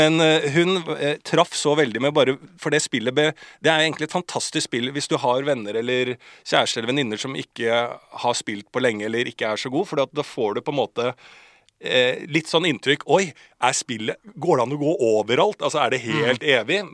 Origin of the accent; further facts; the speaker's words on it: Bærum, Akershus, Norway; på liksom Bærums Verk, Rykken-området der jeg vokste opp